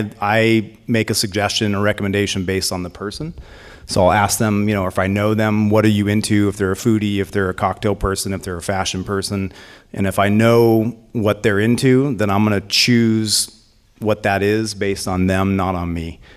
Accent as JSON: {"language": "English", "town": "Nevada City", "region": "California", "country": "United States", "tie": "born or raised there", "lives_now": "Sacramento, United States", "said": "I was actually born in Southern California. I grew up in Nevada City, which is in the foothills, so obviously in the area. Spent most of my life in Northern California. But I've been in Sacramento for about 20 years now."}